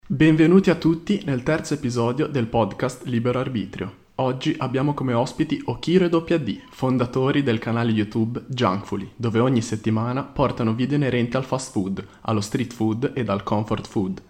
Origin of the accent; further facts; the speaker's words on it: Genoa, Liguria, Italy; io son di Genova